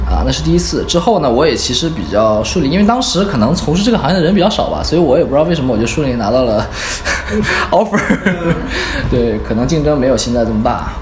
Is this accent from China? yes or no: yes; Dalian, Liaoning, China; moved away; 我本身是大连人